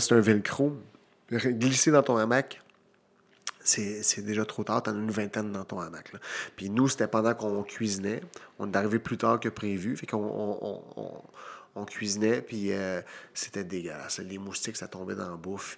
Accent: Victoriaville, Quebec, Canada; Victoriaville, mon, mhm. euh, ma ville natale.

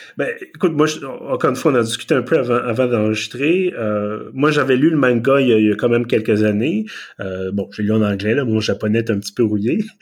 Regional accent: Quebec, Canada; accent: Québécois; mon excellent accent québécois

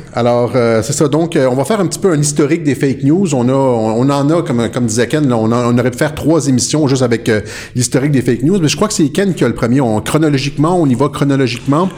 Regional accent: Quebec, Canada; chez nous au Québec

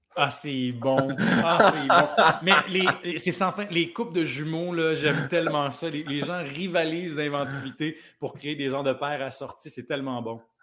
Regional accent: Plessisville, Quebec, Canada; moi, je viens, euh, de Plessisville

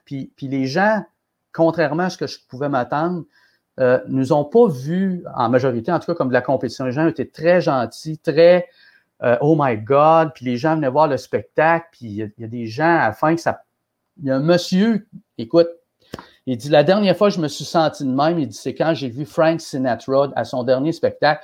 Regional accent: Quebec City, Quebec, Canada; je suis de Québec, j'avais déjà produit des spectacles ici

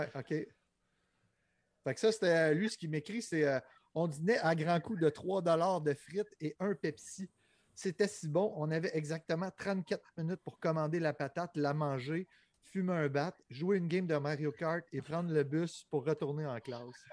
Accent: Montreal, Quebec, Canada; also born or lived in Pointe-aux-Trembles, Montreal; je viens de Rosemont

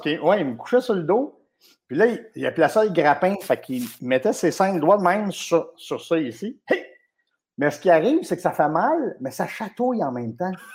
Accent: Laval, Quebec, Canada; also born or lived in Côte-des-Neiges, Montreal / Bois-des-Filion; j'ai habité à Laval euh, de l'âge de, mon Dieu, de 3-4 mois à 17 ans

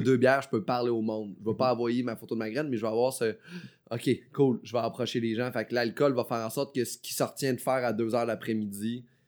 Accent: Beauce, Quebec, Canada; also born or lived in Chicoutimi; je viens pas d'Abitibi. Moi, je viens de la Beauce

